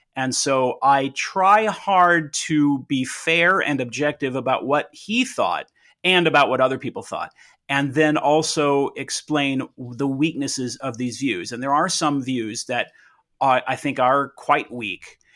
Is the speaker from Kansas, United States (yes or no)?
no; Southern California, United States; I was born in Southern California in nineteen seventy-six.